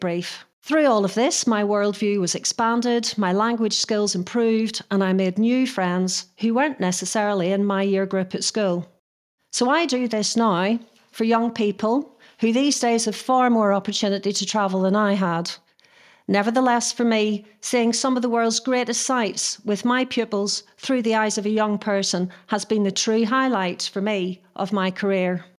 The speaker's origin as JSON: {"language": "English", "region": "Northern Ireland", "country": "United Kingdom", "tie": "born or raised there", "moved": "yes", "said": "I was brought up in Northern Ireland in the Troubles"}